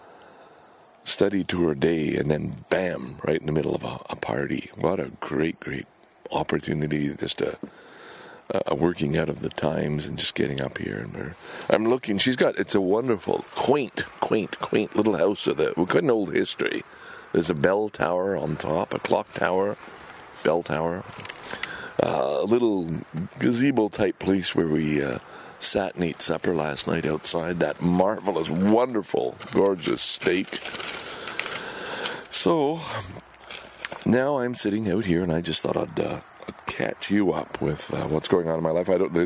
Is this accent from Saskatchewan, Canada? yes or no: no; Montreal, Quebec, Canada; moved away; Lachine, my hometown